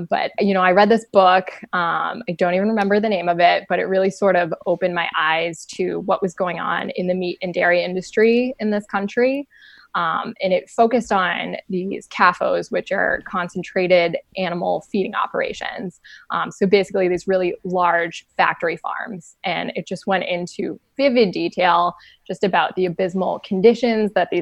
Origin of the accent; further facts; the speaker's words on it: Massachusetts, United States; moved away as an adult; also born or lived in Colorado Springs / Denver; now in Maine, United States; I was raised in Massachusetts